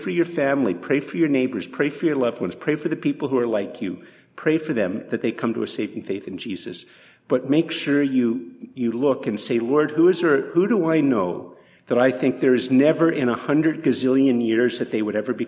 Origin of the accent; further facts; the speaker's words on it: Canada; we're more Canadian than we realize